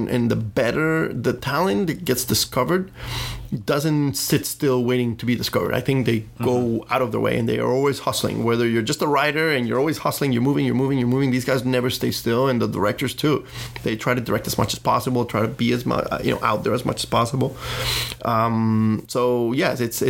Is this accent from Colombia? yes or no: yes; Colombia; also born or lived in Los Angeles, United States; now in Miami, United States; I came from obviously from Colombia, but I, you know, studied in the US